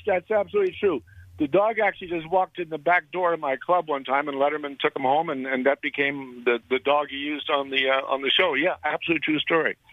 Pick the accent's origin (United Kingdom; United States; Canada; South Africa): Canada; Montreal, Quebec; my hometown of Montreal